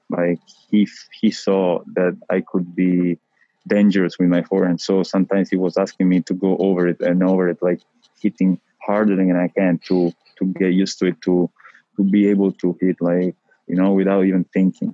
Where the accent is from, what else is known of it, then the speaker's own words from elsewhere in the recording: Rome, Lazio, Italy; English is a second language; I am from Rome. I was born in Rome